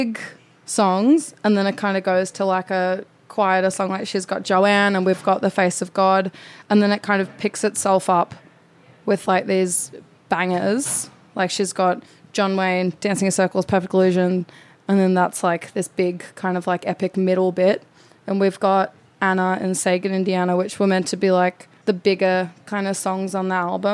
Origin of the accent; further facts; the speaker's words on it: Melbourne, Victoria, Australia; I'm a Greek from Melbourne.